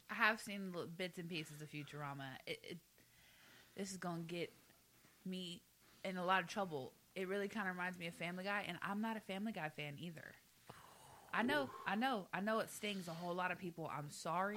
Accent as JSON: {"language": "English", "region": "the South", "country": "United States", "tie": "born or raised there", "moved": "yes", "said": "I'm from the South. I spent 25 years in the South. Okay, I know these people. I was raised with these people."}